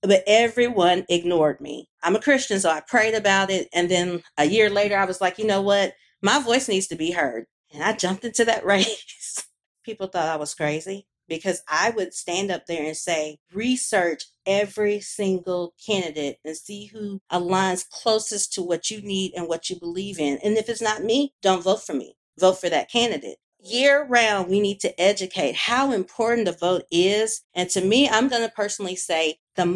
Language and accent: English; Birmingham, Alabama, United States; I'm from Birmingham, Alabama